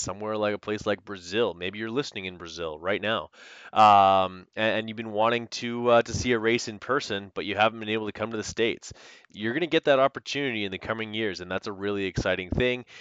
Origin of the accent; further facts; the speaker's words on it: Canada; I'm Canadian